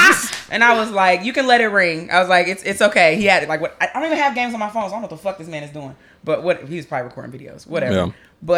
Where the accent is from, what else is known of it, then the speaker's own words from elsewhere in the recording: St. Louis, Missouri, United States; I'm from St. Louis.